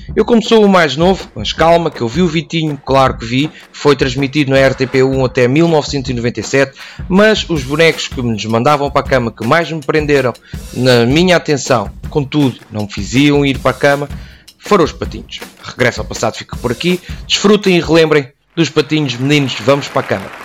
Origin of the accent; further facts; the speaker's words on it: Vila Franca de Xira area, Lisbon, Portugal; para te poder torear para a minha terra